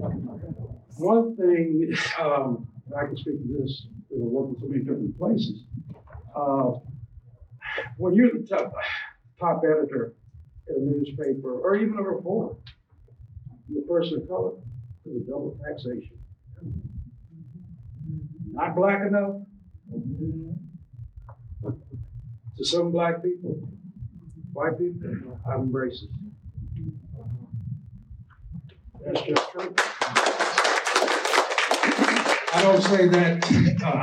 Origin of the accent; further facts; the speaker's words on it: Arkansas, United States; moved away as an adult; also born or lived in Mississippi / Louisiana / Florida / Wilmington, Delaware; now in Louisville, United States; I worked in Arkansas, my home state